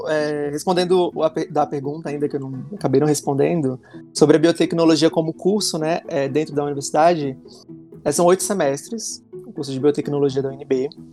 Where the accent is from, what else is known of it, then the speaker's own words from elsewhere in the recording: Brasília, Federal District, Brazil; sou nascido, criado, né, candango, sou aqui de Brasília